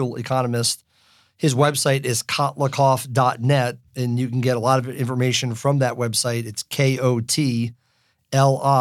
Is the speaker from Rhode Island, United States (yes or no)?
yes; Warwick, Rhode Island, United States; that's where I grew up in Warwick, Rhode Island. So we've got this connection being New Englanders